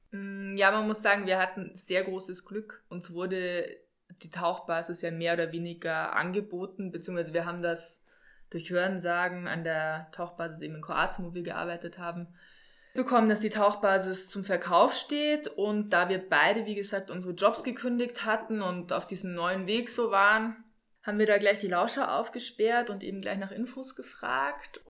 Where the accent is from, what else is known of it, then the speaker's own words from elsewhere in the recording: Regensburg, Bavaria, Germany; Ich komme aus Regensburg in Deutschland